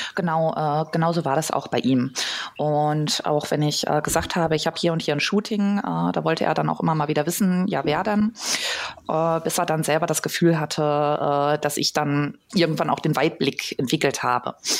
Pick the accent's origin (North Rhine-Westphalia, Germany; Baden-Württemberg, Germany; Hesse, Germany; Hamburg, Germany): North Rhine-Westphalia, Germany; Ostwestfalen-Lippe; ich komme ursprünglich aus dem Kreis Ostwestfalen-Lippe